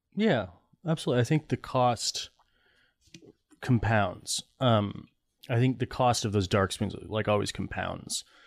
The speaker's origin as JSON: {"language": "English", "town": "East Lansing", "region": "Michigan", "country": "United States", "tie": "born or raised there", "also_born_or_lived": "Connecticut", "said": "I grew up in East Lansing where, uh, you know, where Michigan State is"}